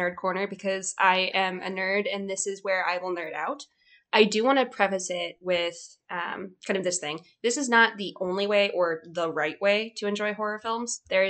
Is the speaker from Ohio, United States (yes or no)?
yes; Ohio, United States; I'm from Ohio.